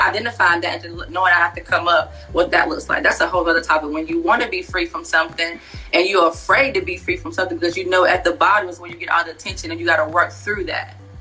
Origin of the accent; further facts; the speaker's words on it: Wilson, North Carolina, United States; moved away as an adult; also born or lived in Fayetteville, North Carolina / Pembroke, North Carolina; now in Charlotte, United States; I am originally from Wilson, North Carolina